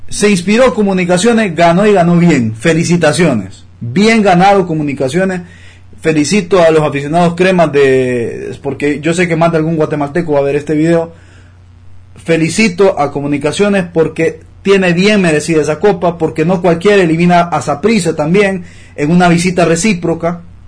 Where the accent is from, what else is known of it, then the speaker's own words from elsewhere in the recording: Honduras; como hondureños